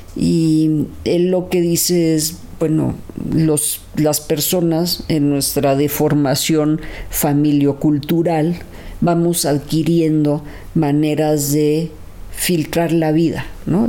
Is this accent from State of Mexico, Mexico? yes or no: no; Mexico City, Mexico; los que crecimos en Lindavista